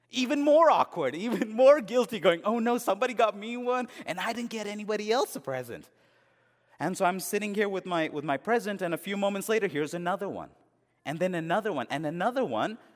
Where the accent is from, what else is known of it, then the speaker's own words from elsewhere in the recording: India; also born or lived in England; All that I'd seen in those movies growing up in India and in England, it was all there.